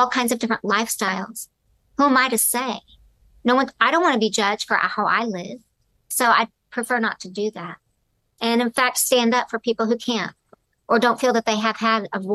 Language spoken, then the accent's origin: English; the South, United States; I grew up in the South.